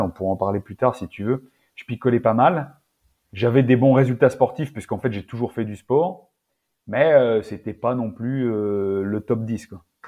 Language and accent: French; Auvergne-Rhône-Alpes, France; Je viens d'Auvergne, dans la campagne, alimentation rustique